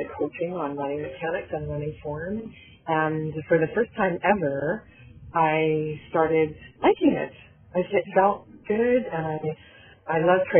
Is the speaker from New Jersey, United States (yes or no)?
no; Southern California, United States; moved away as an adult; also born or lived in Canada / North Carolina; now in San Antonio, United States; I was born and raised in Southern California